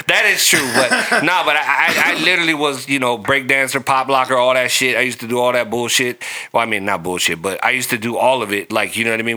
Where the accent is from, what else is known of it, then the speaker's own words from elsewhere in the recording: Long Beach, California, United States; growing up in North Long Beach